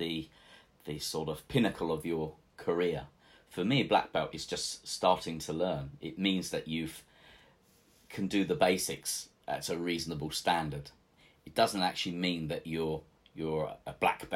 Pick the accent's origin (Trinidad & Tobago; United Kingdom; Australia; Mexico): United Kingdom; England; He came from Venice, so of course I'm English. I'm not Italian, but I have an Italian name.